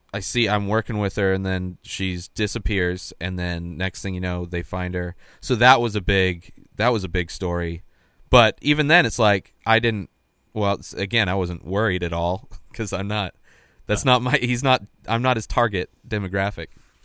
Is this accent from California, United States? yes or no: yes; Bermuda Dunes, California, United States; now in California, United States; Yeah, I grew up in Bermuda Dunes, which is like right near Indio and Palm Desert, like where Coachella Fest is.